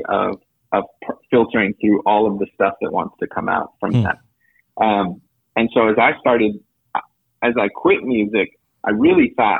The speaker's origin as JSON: {"language": "English", "area": "Napa Valley", "region": "California", "country": "United States", "tie": "born or raised there", "said": "And then they ended up in Napa Valley, and I was born in Napa Valley."}